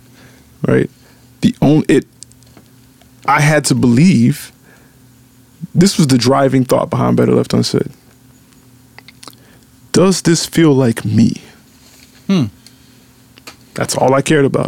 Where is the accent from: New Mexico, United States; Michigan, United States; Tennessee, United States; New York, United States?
Tennessee, United States; Memphis; I'm from Memphis